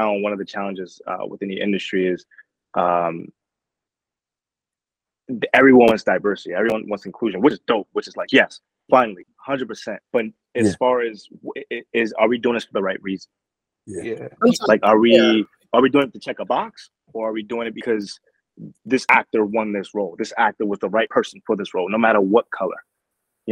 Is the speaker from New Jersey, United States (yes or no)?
yes; Newark, New Jersey, United States; I was born in Newark, New Jersey